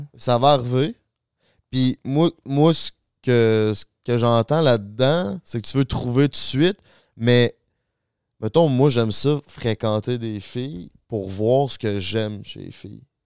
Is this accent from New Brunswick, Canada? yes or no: no; Charny, Quebec, Canada; Charny, qui est ma ville d'où je viens